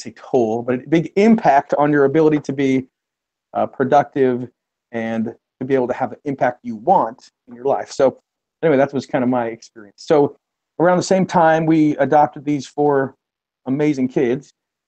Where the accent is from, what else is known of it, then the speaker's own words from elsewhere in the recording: Utah, United States; moved away as an adult; now in Columbus, United States; I'm originally from the West. I'm from Utah and did my college work there, studies there